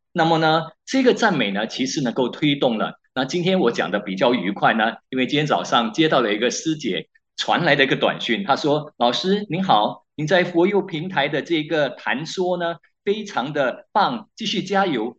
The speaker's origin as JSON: {"language": "Chinese", "country": "Malaysia", "said": "我们马来西亚人"}